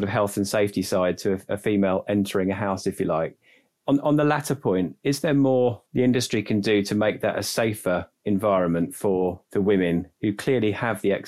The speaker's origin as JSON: {"language": "English", "region": "London", "country": "United Kingdom", "said": "we think we're relatively neutral because we're from London / southeast"}